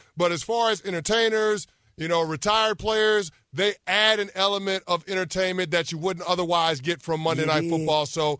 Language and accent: English; New York City, New York, United States; I've had a lot of really good pizza in New York because I'm from here. I'm from the Bronx. So, you can't pull my New York card.